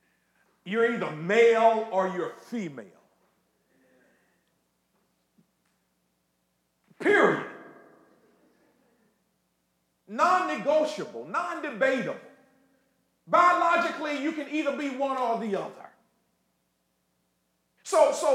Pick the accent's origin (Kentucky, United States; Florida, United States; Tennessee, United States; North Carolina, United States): Florida, United States; Ocala; when I was growing up in Florida, Ocala, Florida, the heart of Central Florida